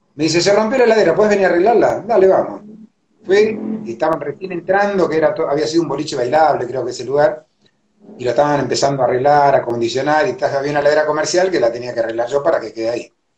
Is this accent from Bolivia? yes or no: no; Argentina; yo soy argentino, nacido acá, mis viejos son paraguayos